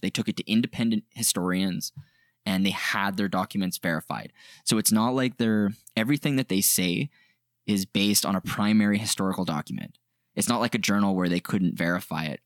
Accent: Canada; we're from Canada

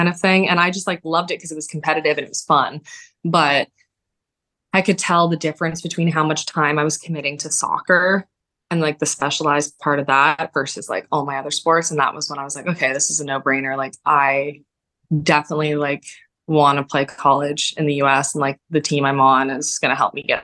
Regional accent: Barrie, Ontario, Canada; when I was playing for a club team in my hometown in Barrie

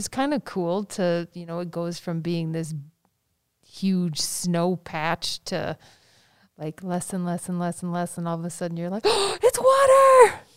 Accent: Madison, Wisconsin, United States; growing up in Madison and being in the Madison schools

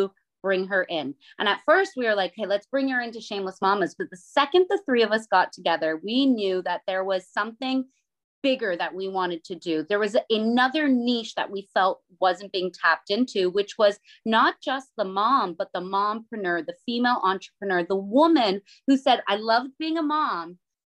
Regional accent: Chatham, Ontario, Canada; I'm the Canadian mama out of the three of us

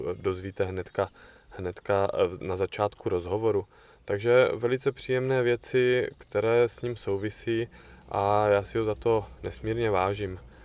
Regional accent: Brno, South Moravian Region, Czechia; u nás v Brně

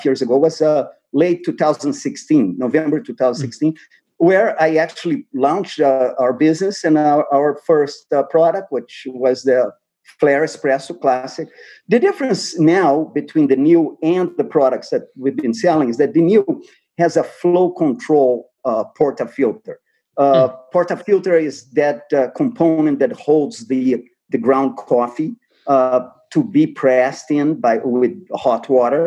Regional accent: Brazil; moved away; I'm from Brazil, so I grew up with coffee.

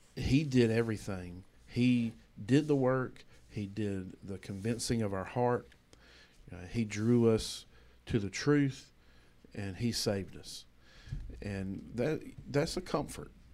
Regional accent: United States; as a American

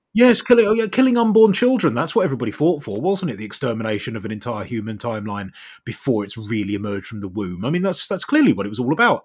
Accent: South East England, United Kingdom; now in North West England, United Kingdom; I'm originally from Southeast England. Now I live in the Northwest.

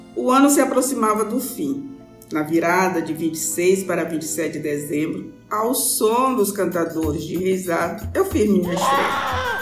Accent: São Luís, Maranhão, Brazil; born or raised there; also born or lived in São Domingos, Maranhão

